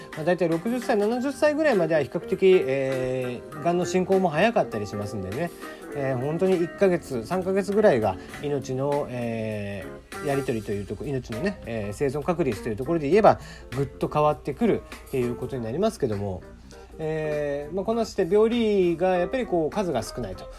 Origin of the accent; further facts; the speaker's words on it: Kyushu, Japan; 九州出身ですので